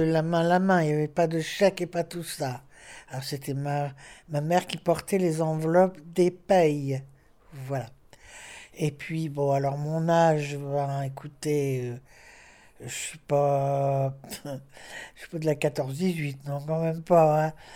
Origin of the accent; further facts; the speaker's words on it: Lille, Hauts-de-France, France; Je suis née dans le Vieux-Lille, rue du Magasin